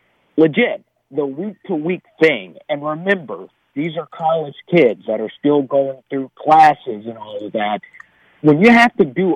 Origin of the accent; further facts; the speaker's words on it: Arkansas, United States; and you know, I grew up in South Arkansas, where Arkansas is a double-digit underdog